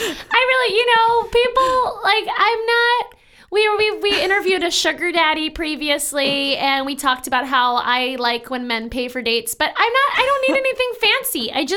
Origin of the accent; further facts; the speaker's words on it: New York City, New York, United States; as a New Yorker.